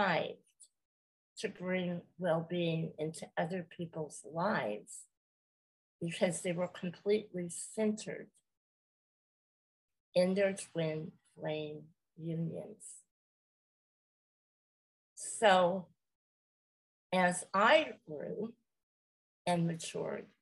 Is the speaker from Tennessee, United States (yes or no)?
no; California, United States; I am from California, and I have lived here the majority of my life